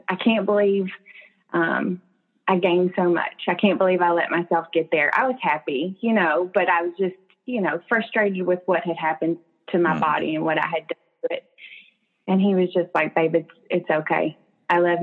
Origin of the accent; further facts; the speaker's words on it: Murfreesboro, Tennessee, United States; moved away as an adult; now in Texas, United States; I'm from Murfreesboro